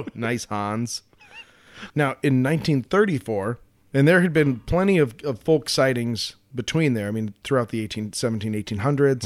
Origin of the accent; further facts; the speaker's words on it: Colorado, United States; growing up in Colorado